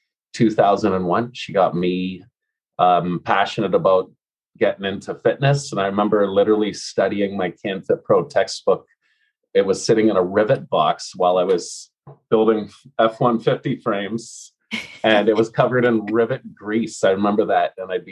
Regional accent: Ontario, Canada; born or raised there; moved away as an adult; also born or lived in Alberta / Edmonton / Vancouver

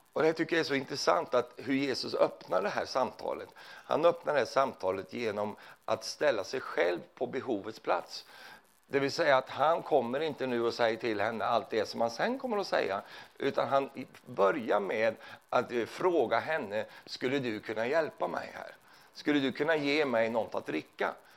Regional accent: Sweden; jag är ju från Sverige

